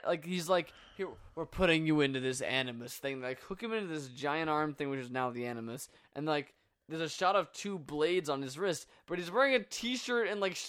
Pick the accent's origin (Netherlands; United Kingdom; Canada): United Kingdom; Yorkshire and the Humber; I'm from Yorkshire.